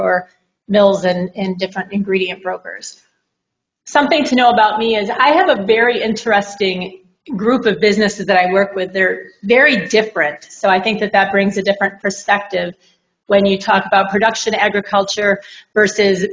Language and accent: English; Fort Ann, New York, United States; I'm from Fort Ann, New York